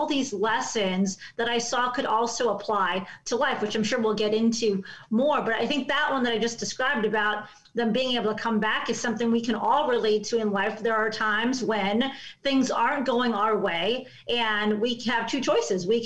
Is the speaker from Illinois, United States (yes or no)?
yes; Chicago, Illinois, United States; I grew up in Chicago, in the city.